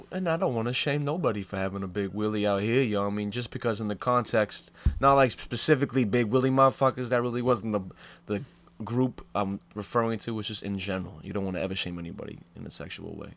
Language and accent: English; Old Orchard Beach, Maine, United States; I grew up in Old Orchard Beach